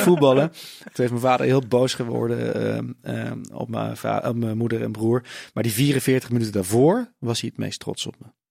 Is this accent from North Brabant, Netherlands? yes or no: yes; Tilburg, North Brabant, Netherlands; Ik ben opgegroeid in Tilburg